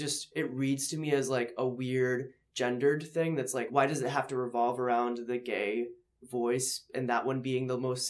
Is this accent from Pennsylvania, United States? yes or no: yes; Philadelphia, Pennsylvania, United States; I'm from Northeast Philly, but even that, pretty conservative land